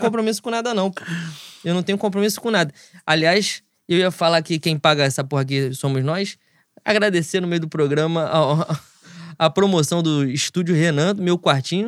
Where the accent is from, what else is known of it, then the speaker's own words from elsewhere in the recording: Rio de Janeiro, Brazil; eu venho de, da Zona Oeste, Rio de Janeiro